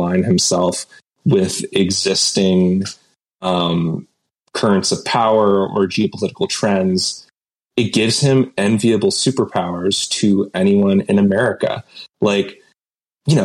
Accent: Canada; I'm Canadian, but we get a lot of American culture here.

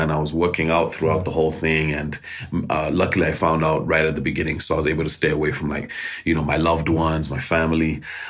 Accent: Nairobi, Kenya; born there; Yeah, so I was born in Nairobi. During the Civil War in Uganda.

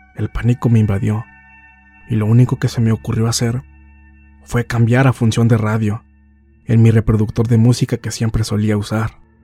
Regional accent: Rafael Lara Grajales, Puebla, Mexico; soy del municipio de Rafael Lara Grajales, situado al noreste de la capital del estado de Puebla

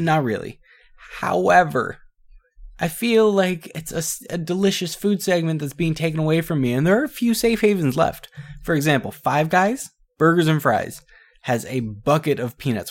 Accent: Canada; we're Canadian

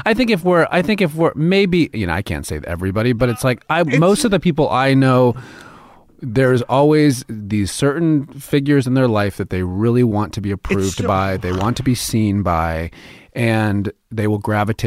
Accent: New York City, New York, United States; now in Los Angeles, United States; even moving to L.A., I came from New York, and I'd never been on a studio lot.

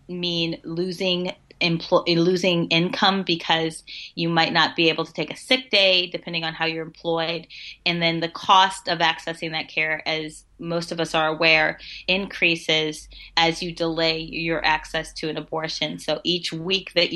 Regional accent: Missouri, United States; my home state of Missouri

